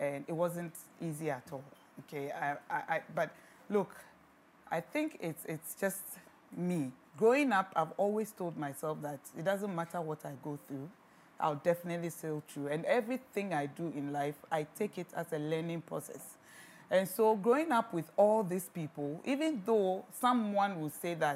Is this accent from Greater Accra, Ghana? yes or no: yes; Accra, Greater Accra, Ghana; I grew up mainly in Accra, Kotobabi to be precise